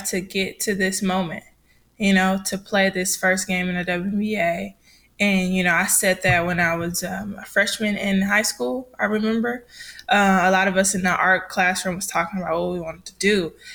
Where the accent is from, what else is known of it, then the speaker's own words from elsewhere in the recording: Detroit, Michigan, United States; moved away as an adult; I'm from Michigan, Detroit, Michigan. So that's where the high school is